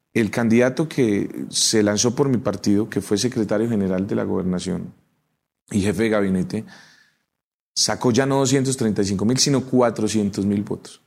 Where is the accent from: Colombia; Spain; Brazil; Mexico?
Colombia; Socha, Boyacá; Socha, mi pueblo